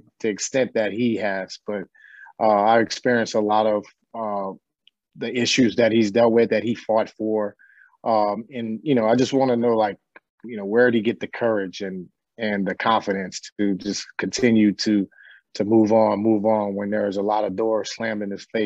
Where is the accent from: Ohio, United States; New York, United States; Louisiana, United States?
Louisiana, United States; New Orleans; I grew up in New Orleans